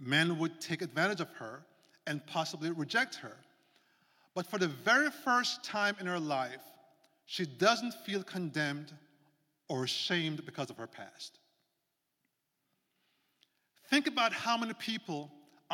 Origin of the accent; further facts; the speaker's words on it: Jamaica; moved away; That's where I'm from, born and raised